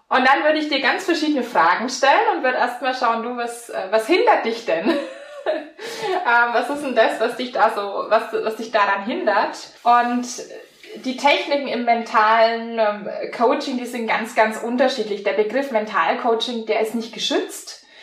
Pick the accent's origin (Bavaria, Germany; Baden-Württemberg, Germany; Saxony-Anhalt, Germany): Bavaria, Germany; born there; accent: Franconian; now in Blaustein, Germany; komme gebürtig aus Franken. Manche hören das dann auch am Dialekt.